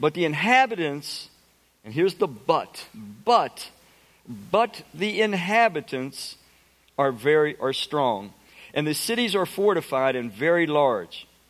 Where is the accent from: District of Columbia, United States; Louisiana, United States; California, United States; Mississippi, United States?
District of Columbia, United States; Washington; I grew up in Southeast Washington.